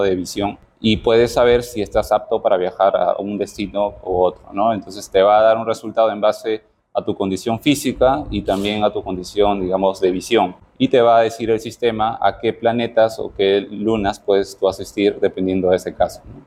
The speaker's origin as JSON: {"language": "Spanish", "country": "Peru"}